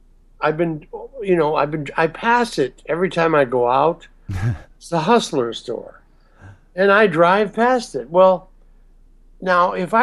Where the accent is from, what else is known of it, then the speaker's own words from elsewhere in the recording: Rockford, Illinois, United States; I'm from Rockford, Illinois